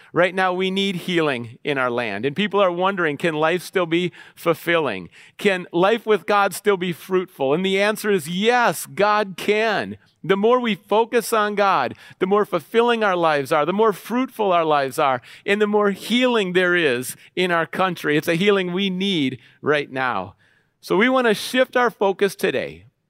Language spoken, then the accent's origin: English; Minneapolis, Minnesota, United States; I grew up in Minneapolis and Saint Paul, the Twin Cities, Minnesota